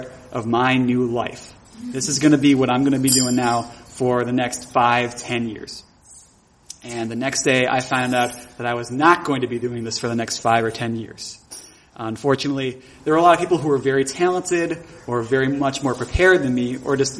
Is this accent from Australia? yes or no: no; Buffalo, New York, United States; my hometown of Buffalo, New York